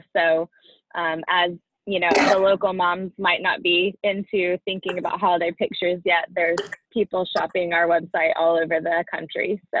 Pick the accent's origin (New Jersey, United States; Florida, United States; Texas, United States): Texas, United States; Houston; born or raised there